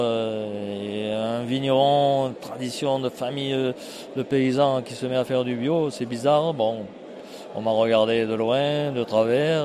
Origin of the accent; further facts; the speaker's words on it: foot of the Cévennes, Occitania, France; j'arrive du sud, moi. Par rapport à Strasbourg, on est au sud, 700 km vers la Méditerranée, au pied des Cévennes, donc je suis, je suis comme la terre de Cévennes